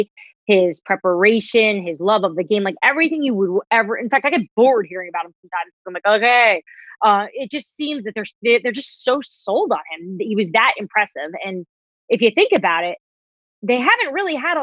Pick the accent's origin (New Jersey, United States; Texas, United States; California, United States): New Jersey, United States; I'm from New Jersey